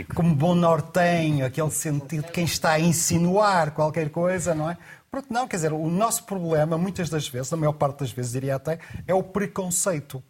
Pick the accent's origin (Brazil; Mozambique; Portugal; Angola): Portugal; Porto, Norte; also born or lived in Lisbon; o resultado da educação onde eu nasci, no Porto, em Rio Tinto